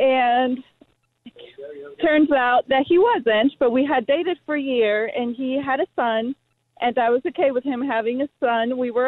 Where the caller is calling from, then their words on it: Charlottesville, Virginia, United States; Hey, yeah, I'm calling from Charlottesville, Virginia.